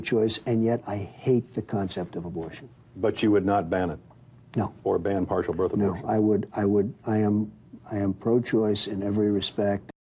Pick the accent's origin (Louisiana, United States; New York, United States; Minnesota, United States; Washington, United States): New York, United States; New York City; born or raised there